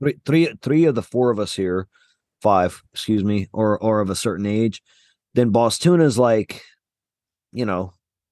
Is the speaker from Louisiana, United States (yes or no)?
yes; Mamou, Louisiana, United States; We're three fucks from Mamou, Louisiana